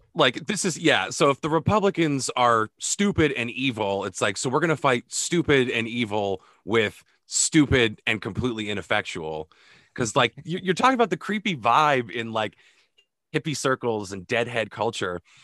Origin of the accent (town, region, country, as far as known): Vermont, United States